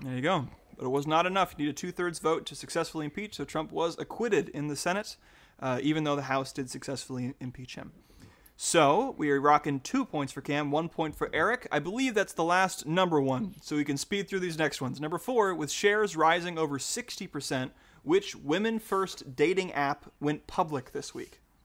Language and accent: English; Utah, United States; now in Oregon, United States; I grew up in Utah.